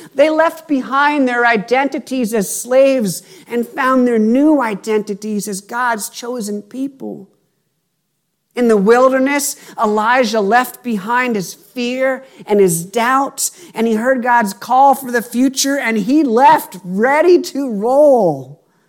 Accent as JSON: {"language": "English", "region": "Pennsylvania", "country": "United States", "tie": "born or raised there", "moved": "as an adult", "said": "my hometown in Pennsylvania"}